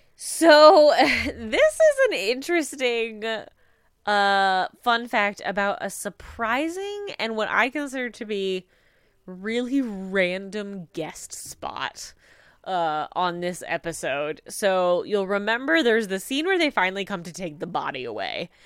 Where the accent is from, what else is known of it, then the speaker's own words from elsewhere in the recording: Midwest, United States; growing up in the Midwest, like, the Packers are a big deal where I come from